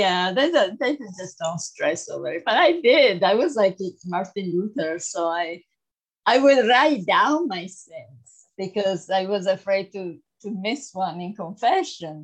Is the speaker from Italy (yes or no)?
yes; Italy; moved away; I was born in Italy, as you said, in a Roman Catholic family